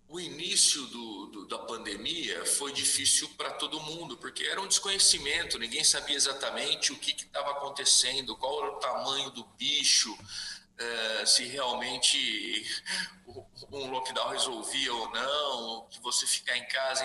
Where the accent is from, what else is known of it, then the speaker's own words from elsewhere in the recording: Araraquara, São Paulo, Brazil; moved away as an adult; now in United States; eu estou aqui em Araraquara, uhum. onde, eu fui, onde eu nasci, fui criado